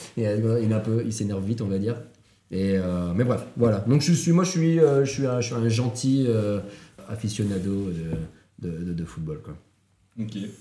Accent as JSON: {"language": "French", "town": "Lille", "region": "Hauts-de-France", "country": "France", "said": "je suis Lillois, je suis pas euh, Barcelonais"}